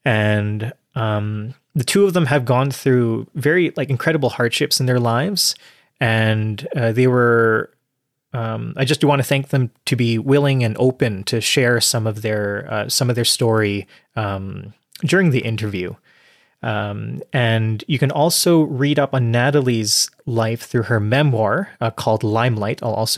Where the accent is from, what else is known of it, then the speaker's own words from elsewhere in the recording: Canada; And as a Canadian, like, there's that Canadian connection.